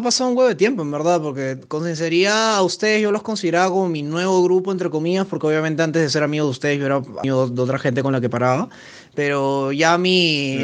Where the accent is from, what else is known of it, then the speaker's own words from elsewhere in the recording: Peru; soy acá de Perú